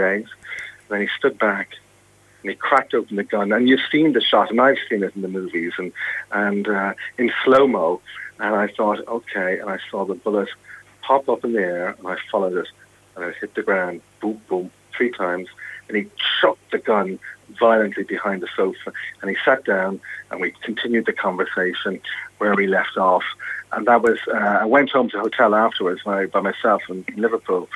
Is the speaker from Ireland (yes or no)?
yes; Ireland; moved away as an adult; also born or lived in Manchester; being Irish, and I started out in local newspapers in Ireland